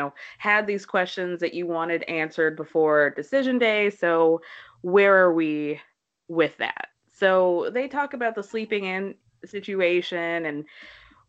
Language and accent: English; Atlanta, Georgia, United States; now in New York, United States; I'm from Atlanta